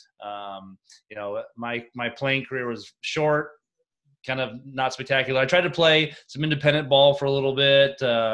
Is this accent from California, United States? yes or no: yes; Walnut Creek, California, United States; moved away as an adult; also born or lived in Oregon / Missouri / South Carolina / Maryland; growing up in the Bay Area